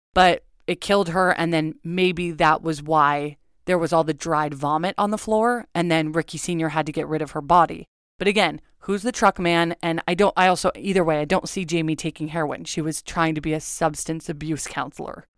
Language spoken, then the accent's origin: English; Agoura, California, United States; I'm from Agora